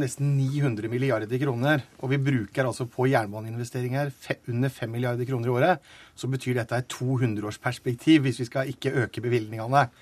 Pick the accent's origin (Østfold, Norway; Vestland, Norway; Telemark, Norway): Telemark, Norway; jeg kommer fra Telemark